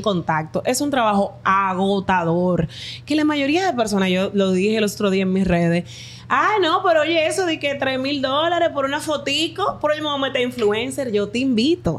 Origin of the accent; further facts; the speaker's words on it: Dominican Republic; Mi país somos el barrio y el campo